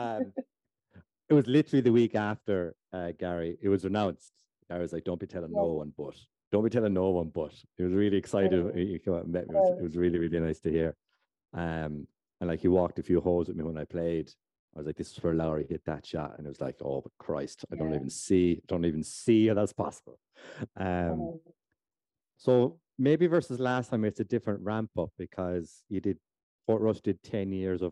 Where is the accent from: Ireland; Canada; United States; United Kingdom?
Ireland; Lahinch, Munster; I'm from Lahinch